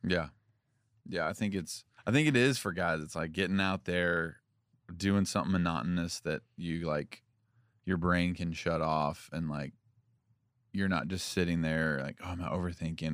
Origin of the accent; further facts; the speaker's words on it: Franklin, Tennessee, United States; also born or lived in Union City, Tennessee; And then we moved here. We moved to Franklin in fifth grade.